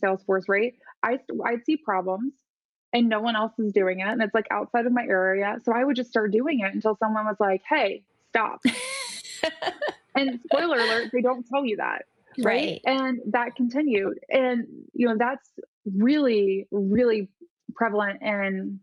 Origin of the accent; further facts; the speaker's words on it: Midwest, United States; I grew up in the Midwest